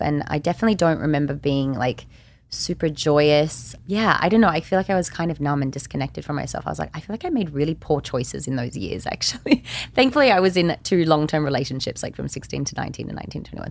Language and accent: English; Australia; I'm also Australian